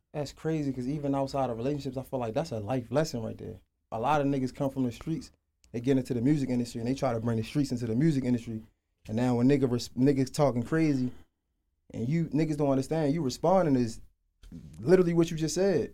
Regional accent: Baltimore, Maryland, United States; moved away; I'm from Baltimore. I moved down here

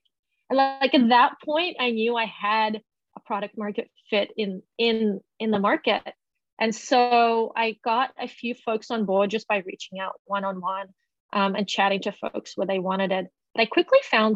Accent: Australia; moved away; I grew up in Australia, but I haven't really worked there for the last decade

